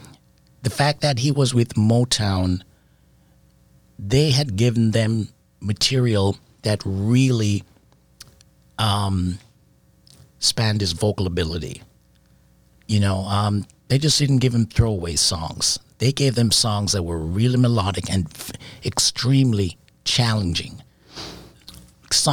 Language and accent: English; Jamaica; also born or lived in England; I was born in England. So when I moved to Jamaica at 5 with my parents, I grew up around Rocksteady